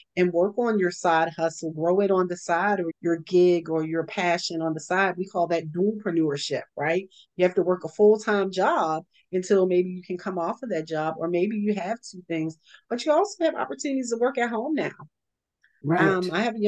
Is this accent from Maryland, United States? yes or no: yes; Baltimore, Maryland, United States; moved away; I'm originally from Baltimore years ago.